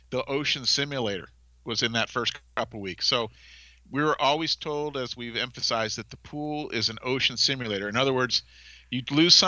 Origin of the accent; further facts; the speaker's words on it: Massachusetts, United States; I was from Massachusetts